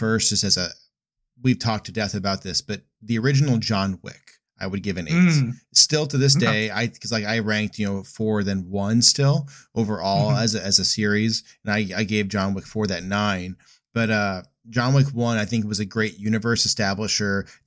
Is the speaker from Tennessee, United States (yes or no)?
no; Indiana, United States; me and you growing up in Indiana